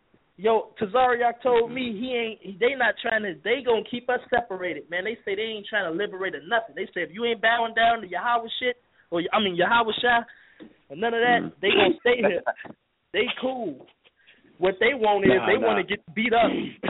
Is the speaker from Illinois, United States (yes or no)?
yes; Chicago, Illinois, United States; I'm from Chicago. I'm where Ngozi from. I'm from Chi-Town, you know.